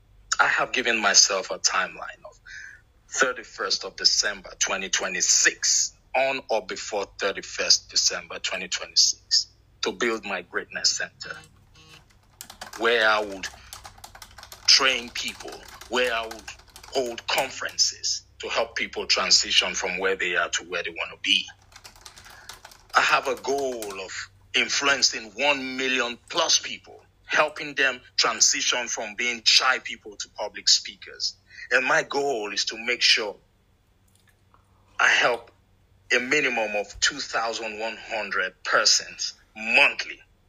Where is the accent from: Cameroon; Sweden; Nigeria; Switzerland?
Nigeria; now in Atlanta, United States; I am originally from Nigeria, but I am based in Atlanta, Georgia.